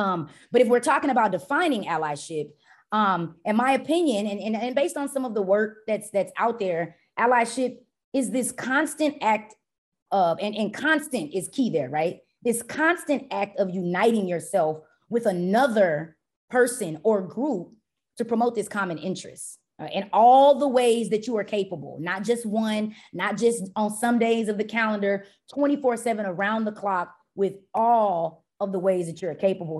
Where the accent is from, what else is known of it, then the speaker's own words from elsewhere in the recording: Dallas, Texas, United States; also born or lived in Tyler, Texas / Urbana-Champaign, Illinois; I was born and raised in Dallas, Texas